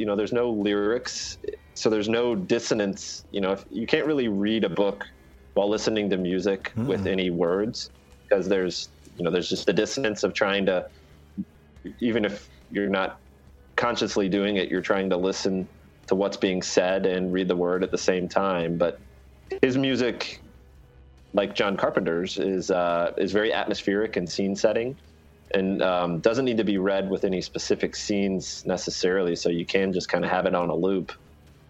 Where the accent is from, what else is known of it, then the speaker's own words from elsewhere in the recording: United States; As an American